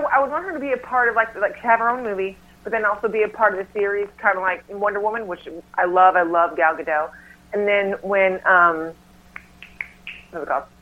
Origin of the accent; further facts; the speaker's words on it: North Carolina, United States; now in Los Angeles, United States; back home. I'm from North Carolina